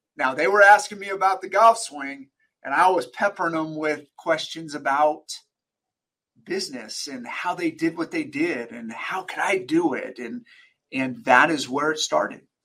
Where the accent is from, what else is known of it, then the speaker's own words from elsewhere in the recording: Sacramento, California, United States; I was born and raised in Sacramento, California.